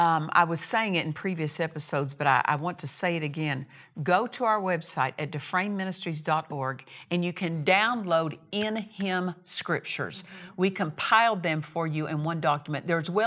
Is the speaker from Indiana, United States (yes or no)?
no; Altus, Oklahoma, United States; also born or lived in Olustee, Oklahoma; I remember growing up in Oklahoma, grew up in Southwest Oklahoma. My dad was a cotton and wheat farmer. And we lived in a smaller community. For the first 8 years, I lived in a little town called Olustee, Oklahoma.